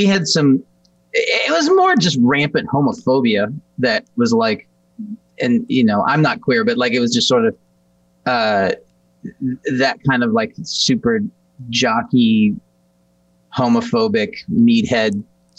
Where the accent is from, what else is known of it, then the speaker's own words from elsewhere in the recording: Kansas City, Missouri, United States; I grew up in Kansas City, Missouri. I was born at St. Luke's